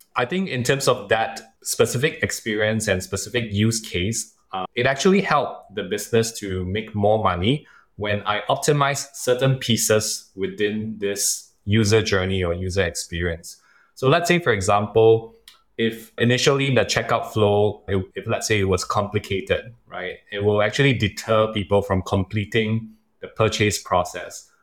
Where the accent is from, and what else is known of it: Singapore